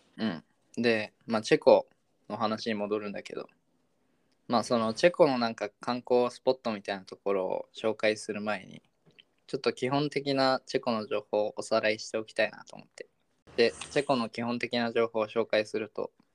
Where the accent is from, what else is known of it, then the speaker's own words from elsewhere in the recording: Sendai, Miyagi, Japan; moved away as an adult; now in Czech Republic; 俺地元仙台なんで